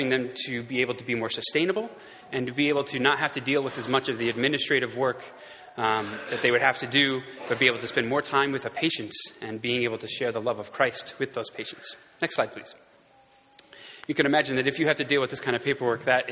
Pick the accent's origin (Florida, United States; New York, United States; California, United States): New York, United States; Houghton; moved away as an adult; now in Nairobi, Kenya; I grew up here in Houghton